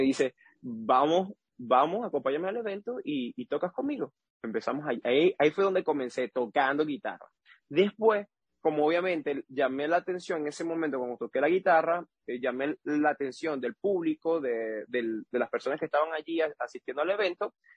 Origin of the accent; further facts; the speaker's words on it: Boconó, Trujillo, Venezuela; moved away as an adult; also born or lived in Panama; now in Taiwan; soy de Venezuela